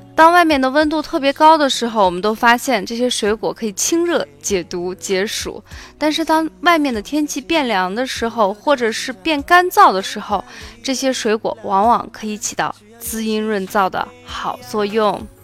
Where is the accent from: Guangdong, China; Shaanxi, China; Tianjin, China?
Shaanxi, China; 作为陕西人